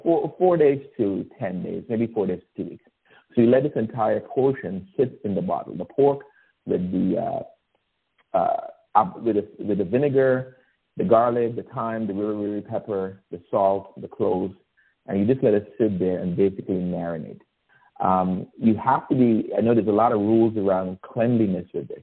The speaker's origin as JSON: {"language": "English", "country": "Guyana", "tie": "born or raised there", "moved": "yes", "lives_now": "United States", "said": "I was born in Guyana, South America, and um, spent the formative years of my life there before moving to the United States."}